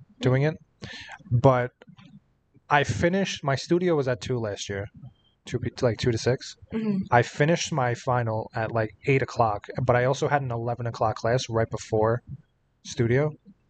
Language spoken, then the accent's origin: English; New York City, New York, United States; I'm from Staten Island